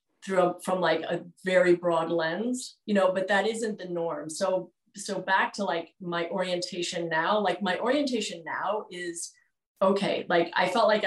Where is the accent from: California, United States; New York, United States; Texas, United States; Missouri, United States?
New York, United States; New York City; moved away; also born or lived in Vermont; I grew up in Manhattan and started my career there